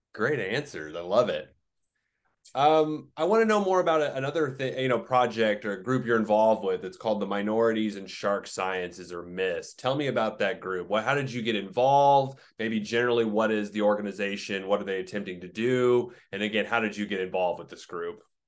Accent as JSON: {"language": "English", "region": "Oklahoma", "country": "United States", "said": "I'm from Oklahoma, I live in Oklahoma, also landlocked."}